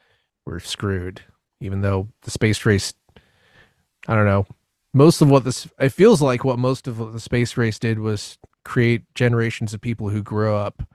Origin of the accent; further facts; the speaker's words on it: United States; as an American